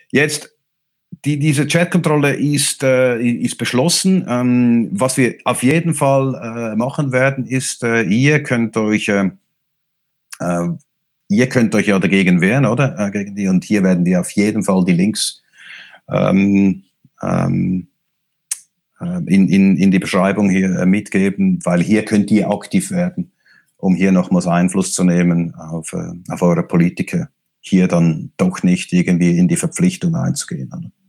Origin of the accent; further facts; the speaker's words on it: Switzerland; Ich bin Schweizer. Wir in der Schweiz sind nicht Teil der Europäischen Union